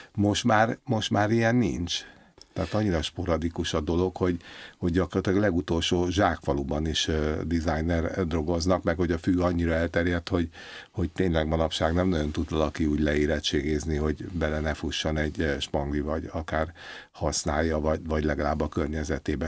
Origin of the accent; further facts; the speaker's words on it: Budapest, Hungary; Én alapvetően a belvárosban nőttem föl, Váci utcába.